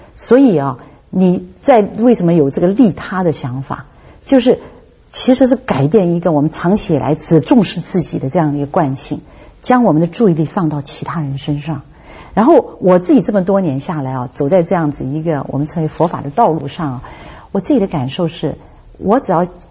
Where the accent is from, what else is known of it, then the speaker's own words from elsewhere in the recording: Hong Kong; 我是在香港出生的